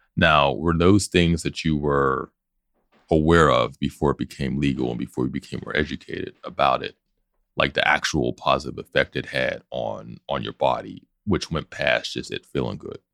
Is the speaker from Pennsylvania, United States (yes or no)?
yes; Pittsburgh, Pennsylvania, United States; Pittsburgh, our own language, our own accent, our own references